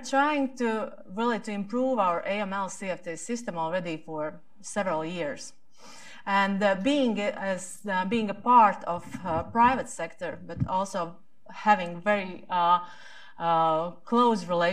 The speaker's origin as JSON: {"language": "English", "country": "Latvia"}